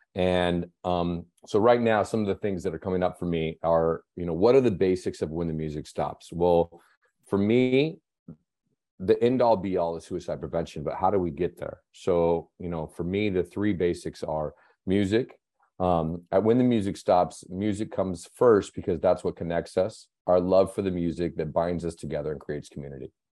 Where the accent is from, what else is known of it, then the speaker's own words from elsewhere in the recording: Seattle, Washington, United States; moved away; also born or lived in Las Vegas; I grew up in, I grew up in Seattle